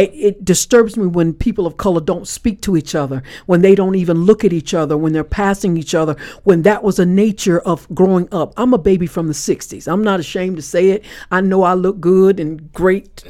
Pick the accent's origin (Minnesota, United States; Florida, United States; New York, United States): Florida, United States; Panama City; I was born in Panama City, Florida